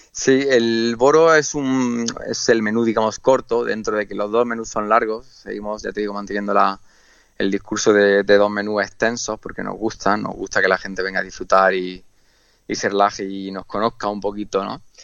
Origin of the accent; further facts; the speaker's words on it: Andalusia, Spain; moved away as an adult; now in Mallorca, Spain; yo vengo de Andalucía, es verdad que he viajado y vivido en muchas partes del mundo